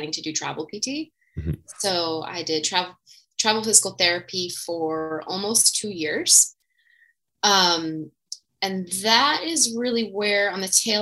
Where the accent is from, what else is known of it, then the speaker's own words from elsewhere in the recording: New Jersey, United States; I am originally from New Jersey in the States